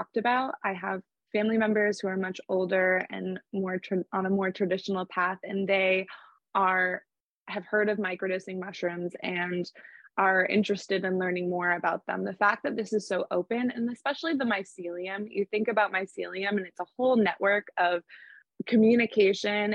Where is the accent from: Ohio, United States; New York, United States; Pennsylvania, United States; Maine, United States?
Maine, United States; Portland; my hometown, Portland, Maine.